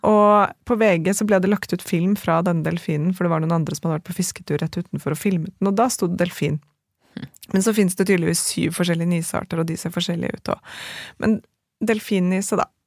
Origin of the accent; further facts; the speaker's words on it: Norway; som nordmann